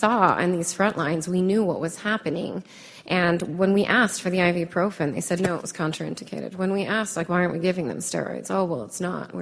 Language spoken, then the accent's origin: English; United States